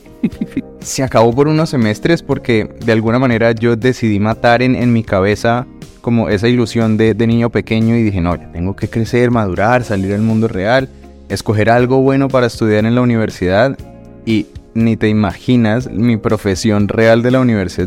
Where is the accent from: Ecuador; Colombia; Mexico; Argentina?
Colombia; Bogotá; now in Madrid, Spain; Bogotá, pues que es de donde, de donde vengo yo también